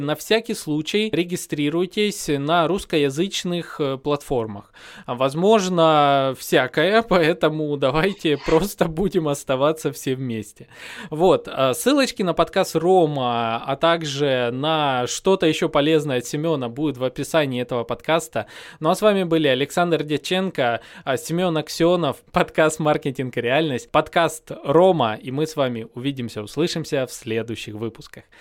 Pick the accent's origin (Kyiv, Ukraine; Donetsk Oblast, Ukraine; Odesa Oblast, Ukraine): Donetsk Oblast, Ukraine; Donetsk; я сам, допустим, из Донецка, 14-16 года я прожил под обстрелами